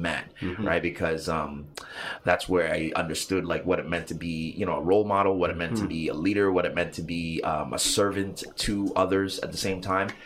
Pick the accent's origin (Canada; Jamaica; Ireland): Canada; Montreal, Quebec; I grew up in Little Burgundy, actually. 811 apartment 3, St. Martin Street